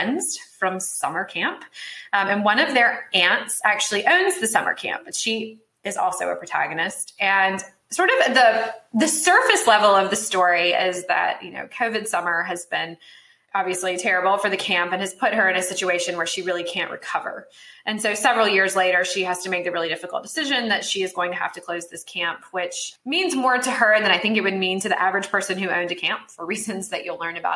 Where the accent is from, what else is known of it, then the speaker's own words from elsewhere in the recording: Salisbury, North Carolina, United States; my hometown of Salisbury, North Carolina